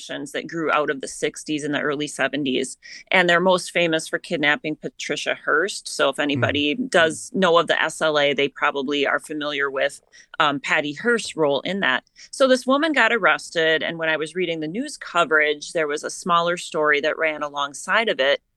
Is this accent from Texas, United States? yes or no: no; southern Minnesota, United States; I grew up in southern Minnesota, so my hometown is about 30 miles away, so I have always lived here